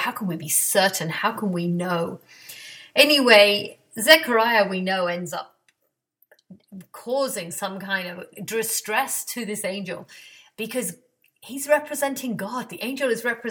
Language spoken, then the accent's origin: English; England, United Kingdom; now in Atlanta, United States; I grew up in England